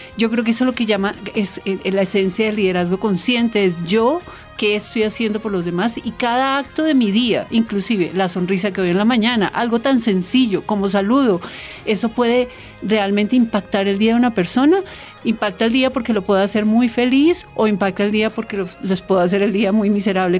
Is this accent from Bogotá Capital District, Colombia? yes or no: yes; Bogotá, Bogotá Capital District, Colombia; yo soy bogotana y hablo diferente